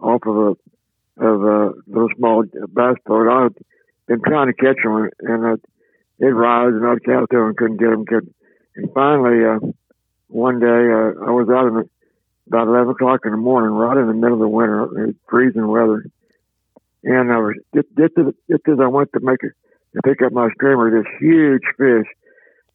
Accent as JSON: {"language": "English", "region": "Oklahoma", "country": "United States", "tie": "born or raised there", "said": "I was born and raised here in Oklahoma"}